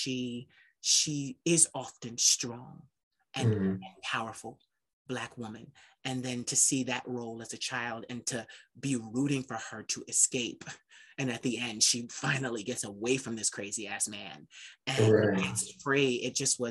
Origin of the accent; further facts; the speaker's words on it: Philadelphia, Pennsylvania, United States; I'm from Philly